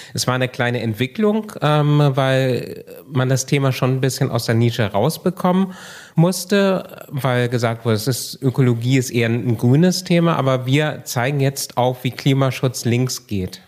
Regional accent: Kiel, Schleswig-Holstein, Germany; Also ich komme aus Kiel, also aus dem Norden

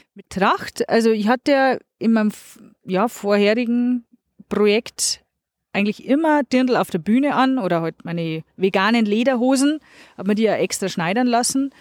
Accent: Puttenhausen, Bavaria, Germany; accent: Bavarian dialect (Mundart); first language Bavarian; wohne in einem kleinen, meinem Geburtsdorf in Puttenhausen

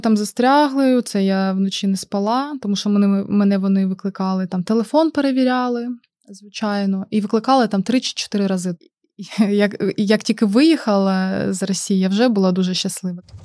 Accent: Mariupol, Donetsk Oblast, Ukraine; moved away as an adult; now in Oldenburg, Germany; ми з Маріуполя.

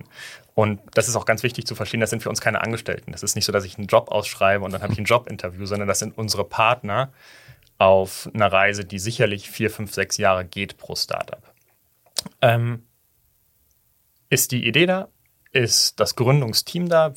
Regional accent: Hamburg, Germany; moved away as an adult; also born or lived in Weimar; now in Berlin, Germany; ich bin in Hamburg groß geworden

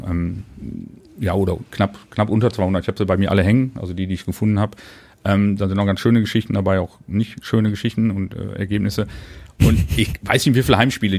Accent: Duisburg, North Rhine-Westphalia, Germany; ich bin in Wannermauer groß geworden, ähm, geboren.

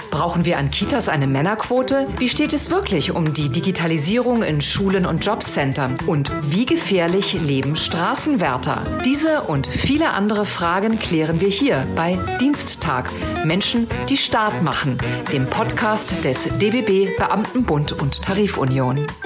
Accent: near Fulda, Hesse, Germany; Wie alt bist du? 30 Jahre. Und woher kommst du? Aus der Nähe von Fulda.

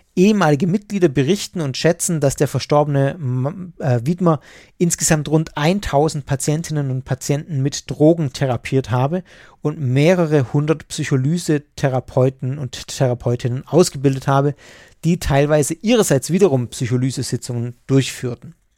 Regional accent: Swabia, Germany; bei uns im Schwabenland

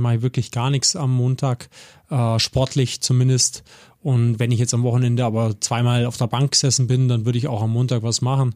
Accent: Augsburg, Bavaria, Germany; moved away as an adult; also born or lived in Königsbrunn / Kassel; geboren in Göggingen, aufgewachsen in Göggingen

